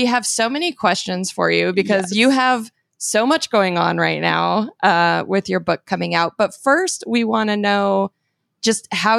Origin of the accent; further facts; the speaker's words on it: Phoenix, Arizona, United States; I'm from Phoenix.